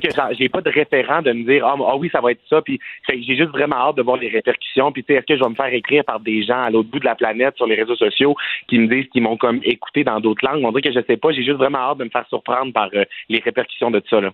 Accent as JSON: {"language": "French", "region": "Quebec", "country": "Canada", "said": "je viens du Saguenay-Lac-Saint-Jean"}